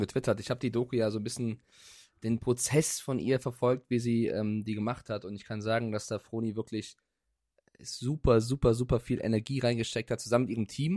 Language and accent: German; Frankfurt, Hesse, Germany; moved away; bei meiner Heimat Frankfurt